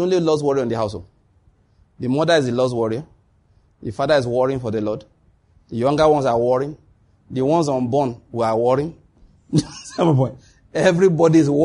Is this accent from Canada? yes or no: no; Ondo, Nigeria; I grew up in Ondo State.